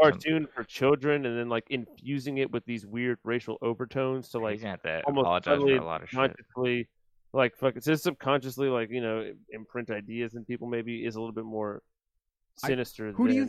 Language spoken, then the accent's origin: English; Canada; Because I'm from Canada. No fun land.